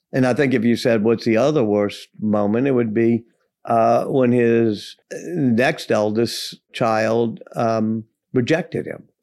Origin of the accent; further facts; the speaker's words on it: Louisiana, United States; I grew up in Louisiana